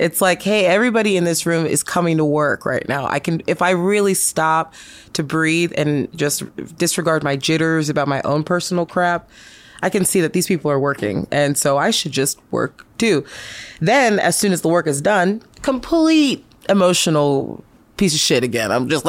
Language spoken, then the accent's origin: English; New York City, New York, United States; also born or lived in Tacoma, United States; I'm from everywhere. I'm from New York and I'm from Tacoma. My parents split when I was younger and I ended up moving in with my grandma in New York City.